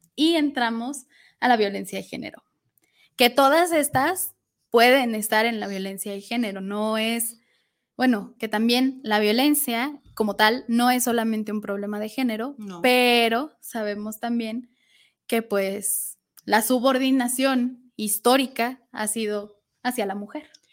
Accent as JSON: {"language": "Spanish", "country": "Mexico", "said": "como sociedad mexicana"}